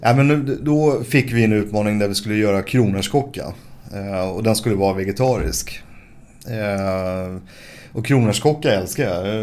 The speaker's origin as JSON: {"language": "Swedish", "town": "Stockholm", "region": "Stockholm County", "country": "Sweden", "tie": "born or raised there", "also_born_or_lived": "Stureby", "said": "uppvuxen till en början på Söder och sen så flyttade vi till Stureby som ligger efter Globen ungefär"}